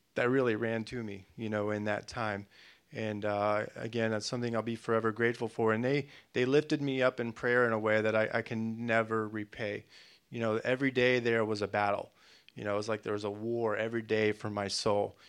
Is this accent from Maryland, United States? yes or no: no; Florida, United States; moved away; I'm, I'm a from Florida